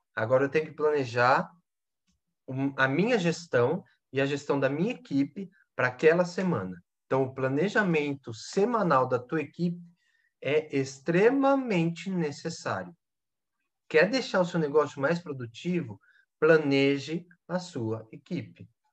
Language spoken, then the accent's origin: Portuguese; Brazil; Nós brasileiros, né? Que eu também sou brasileiro